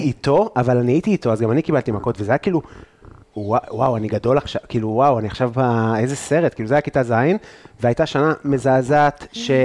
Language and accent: Hebrew; Afula, Northern District, Israel; גדלתי בגבעה